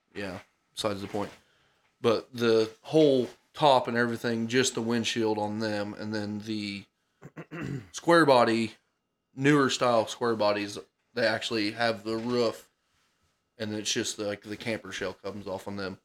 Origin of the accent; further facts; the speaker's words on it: Cumberland County, Illinois, United States; born and raised in Cumberland County